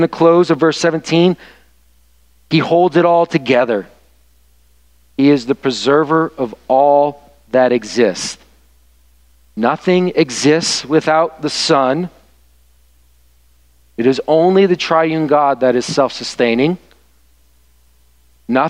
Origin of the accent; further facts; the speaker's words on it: the South, United States; now in Michigan, United States; where I was raised in the South